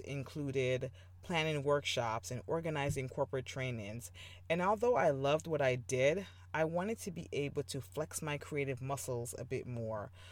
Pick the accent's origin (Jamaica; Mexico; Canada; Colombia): Jamaica; moved away as an adult; I was born in Jamaica and I moved here for college